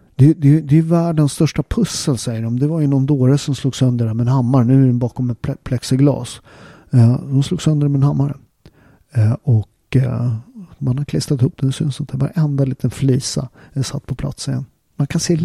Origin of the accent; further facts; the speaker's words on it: Sweden; jag är född och uppväxt i Sverige och min mamma är halvsvensk